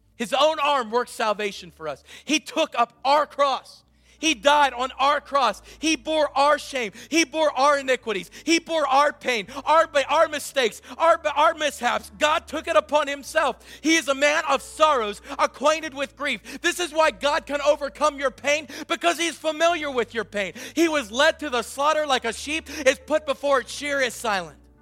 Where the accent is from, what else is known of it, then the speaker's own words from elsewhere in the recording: Southwestern Pennsylvania, United States; I was raised in Southwestern PA like many of you